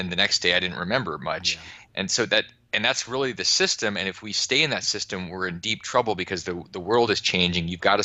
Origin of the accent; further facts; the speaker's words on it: just outside of Anchorage, Alaska, United States; I grew up just outside of Anchorage, so it's kind of the civilization part of Alaska